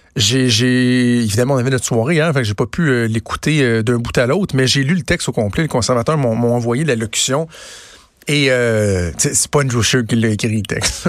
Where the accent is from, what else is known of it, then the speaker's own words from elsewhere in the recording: Quebec City, Quebec, Canada; moved away; je viens de Québec